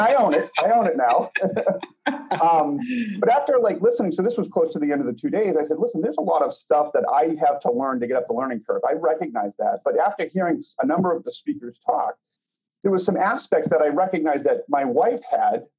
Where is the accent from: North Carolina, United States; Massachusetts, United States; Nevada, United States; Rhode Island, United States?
Massachusetts, United States; Boston; now in Chicago, United States; we now live outside of Chicago. We're originally from Boston.